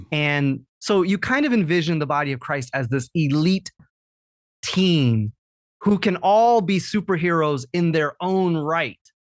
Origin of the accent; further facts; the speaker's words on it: Champaign-Urbana, Illinois, United States; So Champaign-Urbana, I grew up in Champaign-Urbana, which is a campus town. It's probably 100,000 people